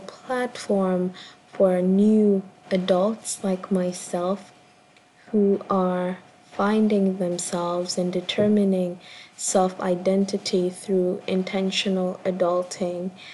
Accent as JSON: {"language": "English", "country": "Kenya", "tie": "born or raised there", "said": "I'm a Kenyan born performance artist"}